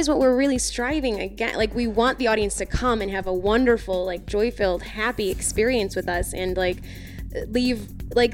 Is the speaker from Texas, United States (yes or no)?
no; Chicago, Illinois, United States; also born or lived in Arlington Heights, Illinois / Milwaukee, Wisconsin; I was from Chicago. We're both from Chicago originally.